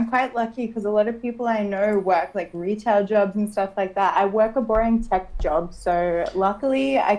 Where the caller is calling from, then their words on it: Sydney, New South Wales, Australia; I'm from Sydney.